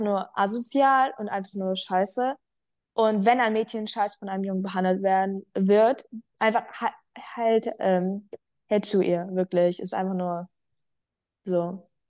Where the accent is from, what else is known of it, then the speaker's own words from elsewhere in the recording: Frankfurt, Hesse, Germany; ich komme aus Frankfurt, ähm, näher